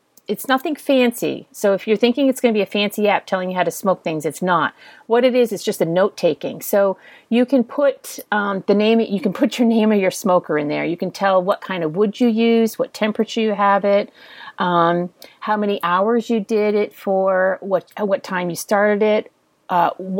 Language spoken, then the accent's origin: English; Texas, United States; I'm from Texas